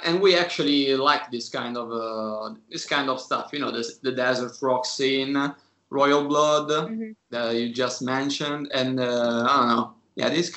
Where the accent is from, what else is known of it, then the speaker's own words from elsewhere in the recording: Rome, Lazio, Italy; I'm from Rome.